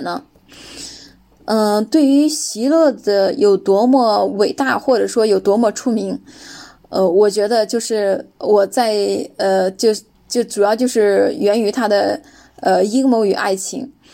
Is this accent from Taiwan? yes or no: no; China; 我说这不是我们中国的吗？